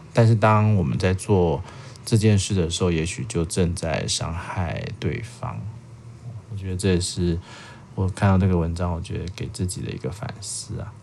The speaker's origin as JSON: {"language": "Chinese", "country": "Taiwan", "said": "我们台湾人"}